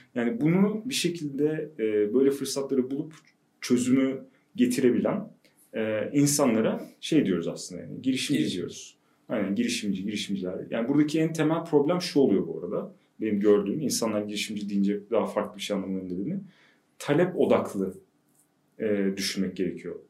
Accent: Ankara, Turkey; ben e, işte Ankaralıyım. TED mezunuyum.

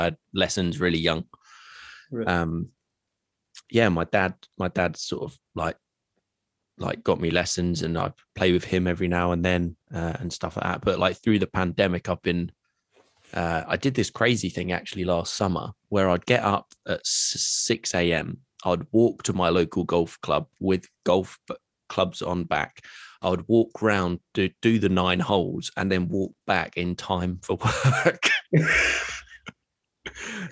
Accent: Bedfordshire, East of England, United Kingdom; also born or lived in Luton; I come from Bedfordshire. I live in Luton.

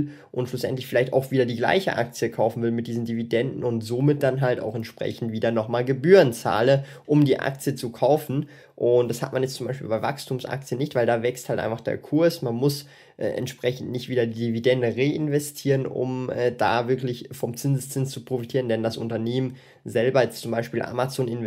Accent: Switzerland; vor allem für mich als Schweizer.

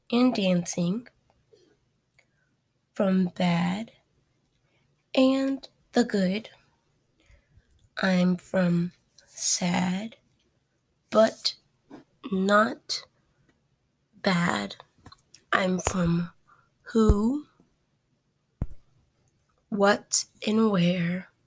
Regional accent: Stone Mountain, Georgia, United States; also born or lived in Lithonia, Georgia; I am from Stone Mountain, from hills and countain. I am from the east.

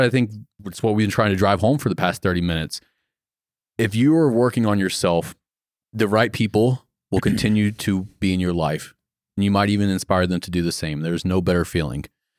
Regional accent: Florida, United States; The town that I grew up in Florida was just small town. I had 200 people in my entire high school.

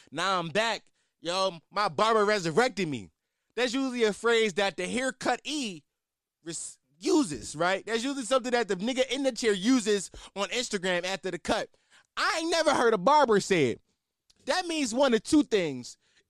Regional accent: Philadelphia, Pennsylvania, United States; I mean, I'm from Philly. I should be able to do it.

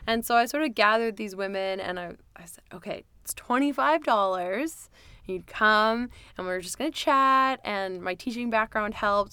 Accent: White Rock, British Columbia, Canada; also born or lived in Florida, United States / Victoria, BC; I lived in White Rock, South Surrey since I moved there when I was seven

